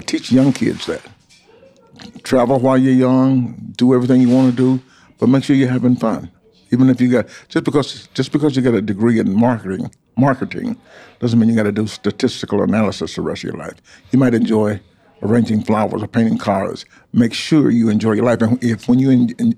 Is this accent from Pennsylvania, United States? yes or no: no; Atlanta, Georgia, United States; also born or lived in Ohio; Atlanta, and growing up in Atlanta